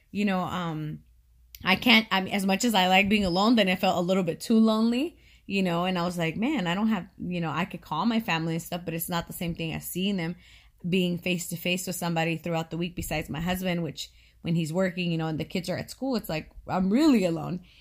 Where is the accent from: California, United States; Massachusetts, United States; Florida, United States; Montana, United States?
California, United States; moved away as an adult; I was born and raised in California. I had never known living anywhere else.